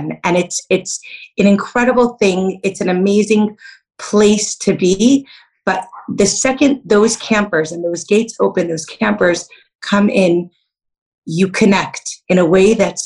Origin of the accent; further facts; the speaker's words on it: Detroit, Michigan, United States; I grew up in Detroit, Michigan, and so I'm a Midwest girl